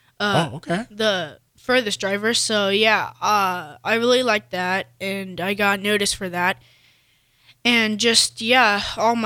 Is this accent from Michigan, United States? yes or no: no; Lincoln, Nebraska, United States; also born or lived in Omaha, Nebraska; I was born in Omaha, And then I moved to Lincoln when I was 5. So, yeah, and then stayed here for the rest of my life.